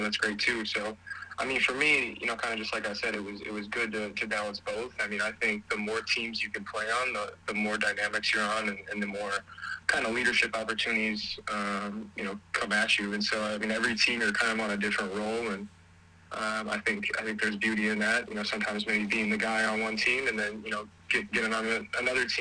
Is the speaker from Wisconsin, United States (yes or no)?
yes; Appleton, Wisconsin, United States; now in Madison, United States; I'm from Appleton, Wisconsin. I'm currently located in Madison, Wisconsin, but it's about 2 hours north of here, kind of right by Green Bay. That's kind of where I went to high school and grew up and everything.